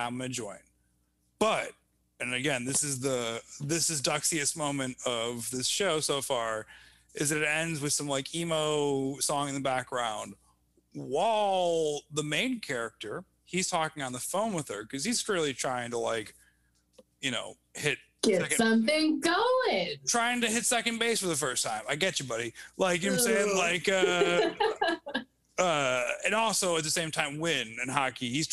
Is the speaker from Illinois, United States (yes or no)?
yes; Evanston, Illinois, United States; also born or lived in Chicago; I grew up in Evanston